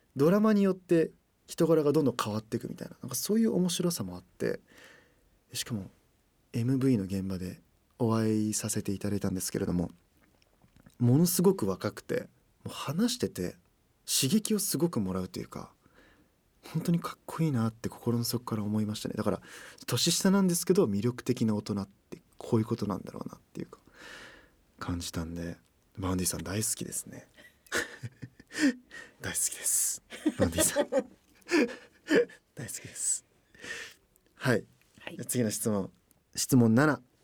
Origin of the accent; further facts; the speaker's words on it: Toyokawa, Aichi, Japan; moved away as an adult; now in Tokyo, Japan; 出身地は愛知県豊川市です